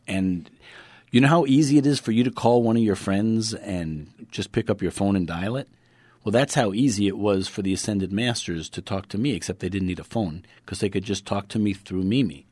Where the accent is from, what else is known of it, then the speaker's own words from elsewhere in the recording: New York City, New York, United States; I'm from Brooklyn